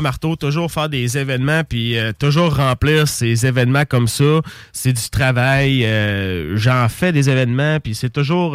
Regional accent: Saint-Nicolas, Quebec, Canada; on a grandi à Saint-Nicolas dans le hood ensemble

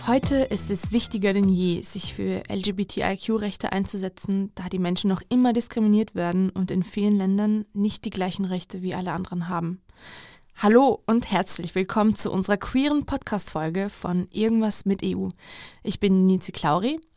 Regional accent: Georgia; in meinem Heimatland Georgien

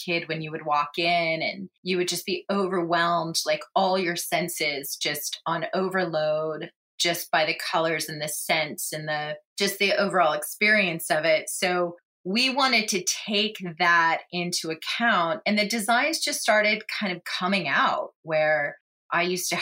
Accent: Manhattan Beach, California, United States; I grew up in Manhattan Beach

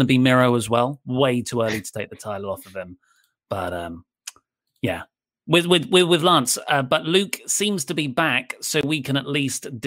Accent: England, United Kingdom; I'm from England.

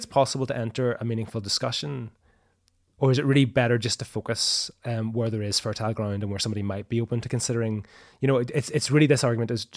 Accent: Northern Ireland, United Kingdom; the way it worked in Northern Ireland with my upbringing

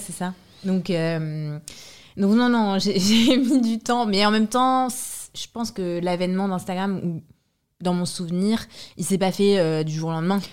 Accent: France; also born or lived in Transylvania, Romania; now in Paris, France; j'ai grandi en France

